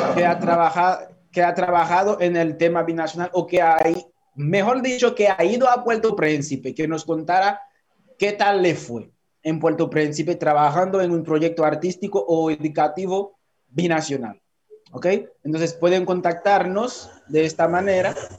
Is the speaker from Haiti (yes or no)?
yes; Haiti; moved away as an adult; now in Dominican Republic; mi país